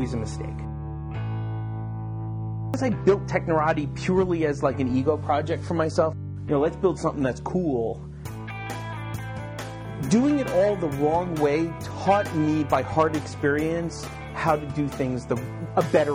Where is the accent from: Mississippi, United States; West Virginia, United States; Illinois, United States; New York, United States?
New York, United States; Long Island; also born or lived in Japan; now in Silicon Valley, United States; I grew up in Long Island, or Long Island.